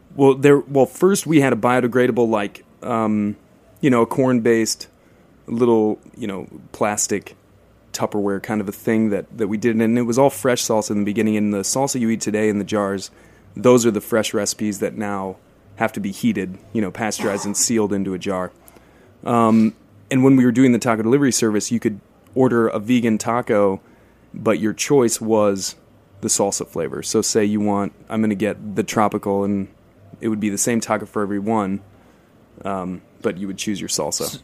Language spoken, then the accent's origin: English; South Dakota, United States; now in Brooklyn, United States; I worked in a in a little Mexican taqueria in my home state in South Dakota when I was a teenager